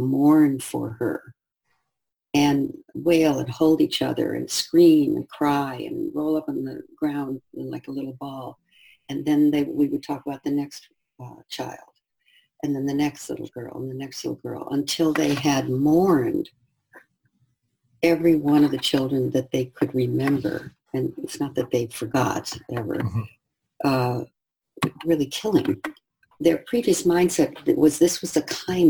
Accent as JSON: {"language": "English", "country": "United States", "said": "I was white and I was from the United States"}